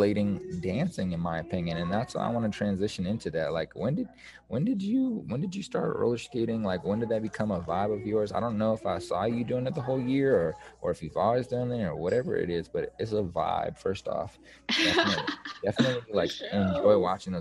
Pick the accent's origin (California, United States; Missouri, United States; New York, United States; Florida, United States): Missouri, United States; Kansas City; I'm from the Missouri side